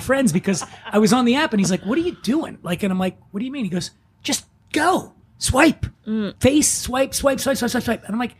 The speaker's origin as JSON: {"language": "English", "town": "Philadelphia", "region": "Pennsylvania", "country": "United States", "tie": "born or raised there", "said": "when I was a kid, I grew up poor in Philly."}